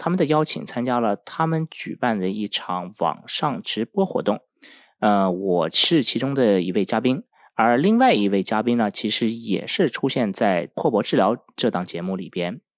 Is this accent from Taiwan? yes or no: no; Finland; 我在北欧芬兰长大的。